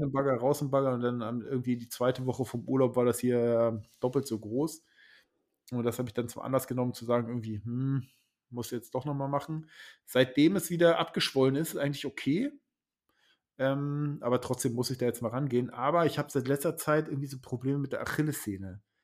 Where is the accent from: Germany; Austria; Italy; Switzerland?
Germany; Lusatia; now in Schleswig-Holstein, Germany; ich komme ja ursprünglich aus der Lausitz